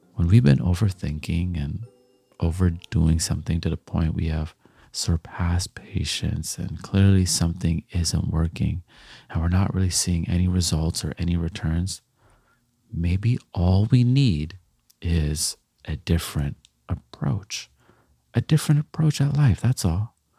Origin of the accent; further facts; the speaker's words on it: Canada; also born or lived in Jamaica; I'm Jamaican, I'm Canadian, I, I grew up on dancehall and reggae